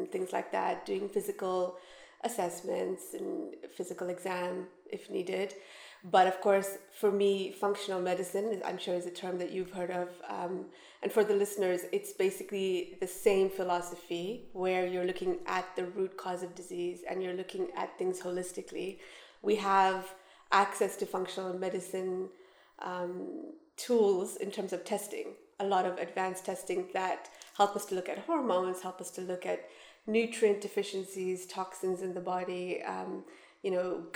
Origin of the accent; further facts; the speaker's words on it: Canada; moved away as an adult; now in Dubai, United Arab Emirates; I studied in Canada, where we're from